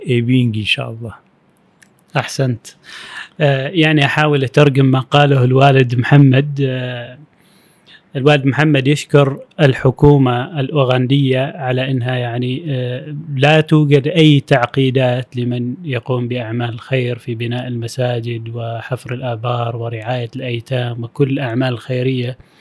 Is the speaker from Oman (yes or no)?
yes; Oman; العمانيين كعمانيين نحن في عمان